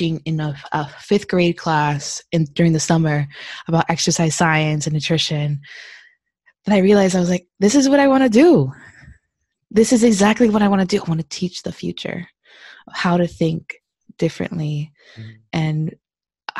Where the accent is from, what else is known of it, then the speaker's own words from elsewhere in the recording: Hialeah, Florida, United States; moved away as an adult; also born or lived in Alabama; now in California, United States; I grew up in Hialeah in Miami.